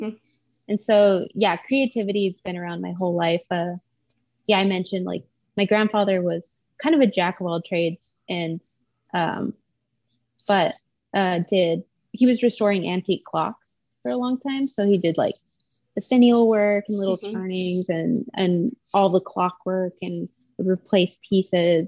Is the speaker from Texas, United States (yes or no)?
yes; El Paso, Texas, United States; I grew up in El Paso, Texas